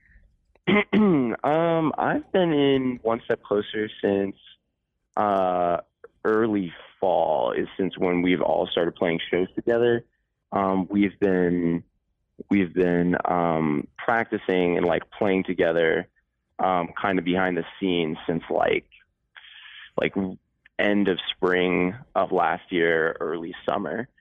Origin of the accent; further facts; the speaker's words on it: Connecticut, United States; I'm from Connecticut